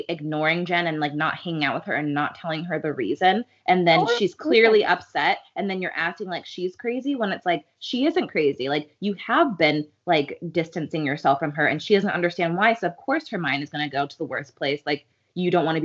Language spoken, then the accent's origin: English; Chicago, Illinois, United States; I grew up in Chicago